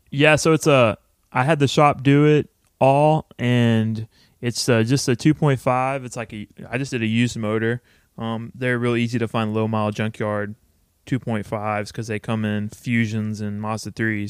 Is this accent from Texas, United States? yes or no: yes; Texas, United States; also born or lived in Austin, Texas; my hometown, which it's registered in still